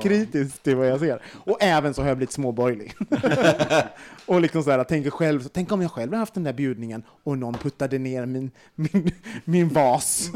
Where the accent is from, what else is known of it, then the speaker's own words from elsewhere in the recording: Gothenburg, Västra Götaland, Sweden; jag är från Göteborg